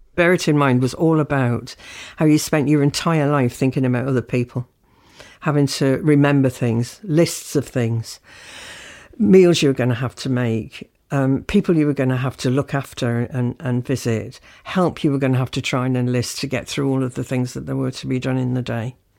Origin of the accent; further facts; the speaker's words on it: South Shields, North East England, United Kingdom; moved away as an adult; also born or lived in Birmingham / Leeds; I'm from South Shields in the North East